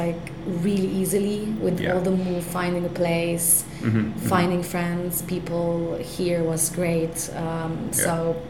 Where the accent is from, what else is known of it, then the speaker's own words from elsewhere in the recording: Slovenia; moved away as an adult; also born or lived in Ljubljana; now in London, United Kingdom; I come from Slovenia.